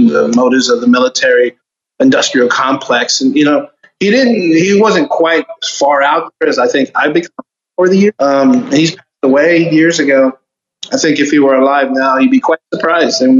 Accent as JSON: {"language": "English", "town": "Homestead", "region": "Florida", "country": "United States", "tie": "born or raised there", "also_born_or_lived": "Miami", "said": "I was born and raised in Miami. And I was raised in South Florida, a small town called Homestead. That's where I grew up"}